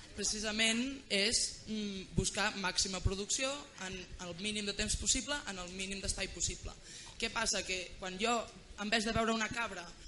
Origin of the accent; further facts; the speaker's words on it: Catalonia, Spain; les que som de Catalunya